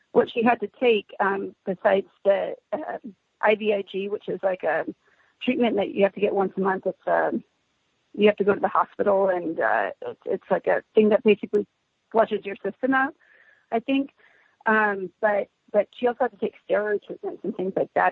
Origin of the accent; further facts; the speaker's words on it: Southern California, United States; now in Fresno, United States; I'm originally from Southern California, but now reside in Fresno, California